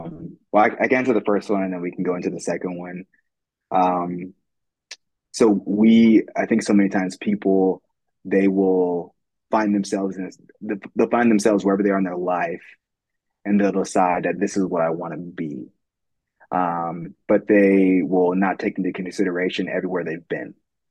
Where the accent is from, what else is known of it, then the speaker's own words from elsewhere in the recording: California, United States; I grew up in California, but we kind of moved around.